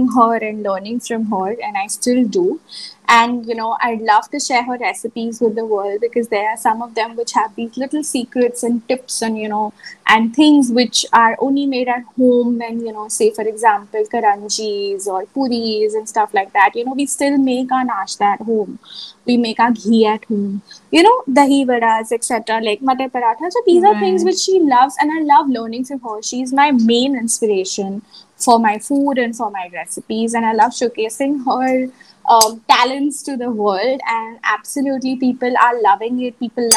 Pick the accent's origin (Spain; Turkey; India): India; I was from India